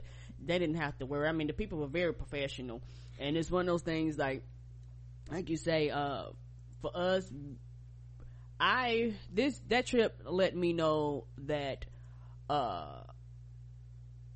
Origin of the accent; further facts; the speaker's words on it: United States; as an American